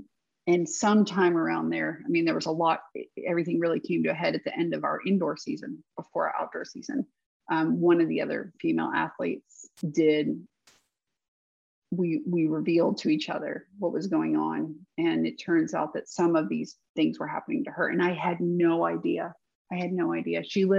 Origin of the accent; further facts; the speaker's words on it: the South, United States; But I had this, I think maybe growing up in the South, maybe the way my parents raised me